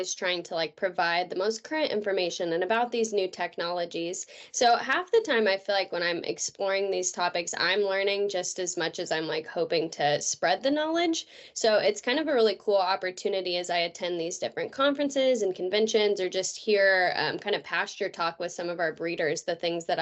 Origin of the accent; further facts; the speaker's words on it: California, United States; moved away as an adult; also born or lived in Oklahoma; now in Missouri, United States; I was born and raised in Denera, California